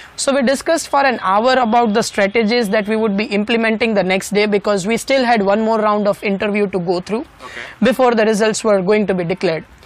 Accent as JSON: {"language": "English", "town": "Rajkot", "region": "Gujarat", "country": "India", "tie": "born or raised there", "said": "my hometown Rajkot"}